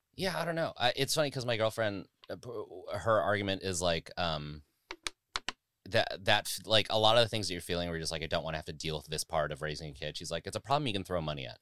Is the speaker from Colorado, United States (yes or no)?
no; Las Vegas, Nevada, United States; also born or lived in Bay Area / Chicago / New York; now in Los Angeles, United States; I grew up in Las Vegas